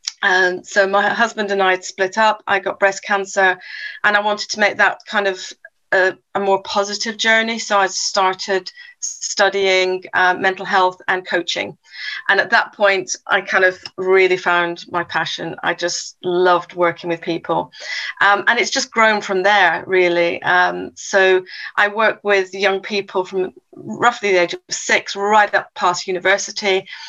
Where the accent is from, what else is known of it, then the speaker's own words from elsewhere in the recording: South Africa; also born or lived in England; I was born in England, and then when at the age of 10, my parents moved us all over to South Africa. So moved to South Africa, and within South Africa, we then moved from King Williamstown to Port Elizabeth, Cape Town.